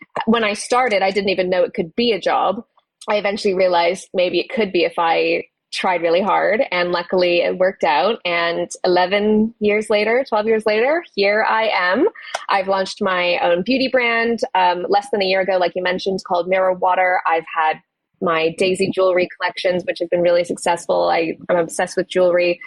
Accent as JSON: {"language": "English", "country": "Canada", "moved": "as an adult", "lives_now": "United Kingdom", "said": "I'm originally from Canada. I moved to the UK when I just turned 19"}